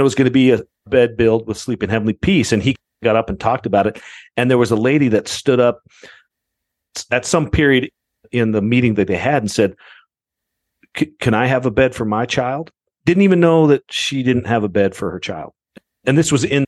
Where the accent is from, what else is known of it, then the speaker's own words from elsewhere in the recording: Idaho, United States; also born or lived in Twin Falls, Idaho; I grew up in Idaho, which is a big Mormon side of the world, and I grew up Mormon.